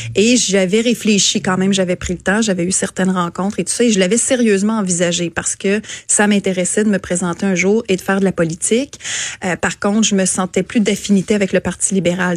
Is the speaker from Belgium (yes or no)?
no; Quebec City, Quebec, Canada; also born or lived in Montérégie / Saint-Augustin-de-Desmaures; je suis native de la Montérégie, mais je suis arrivée ici à un an et demi, deux ans. Donc, à toute fin pratique, j'ai toujours euh, vécu ma vie consciente à Québec